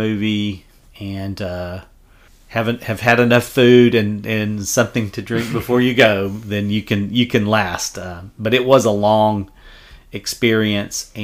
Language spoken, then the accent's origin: English; Oklahoma, United States; moved away; as a Oklahoman, I grew up in Oklahoma, and I haven't lived there in a long time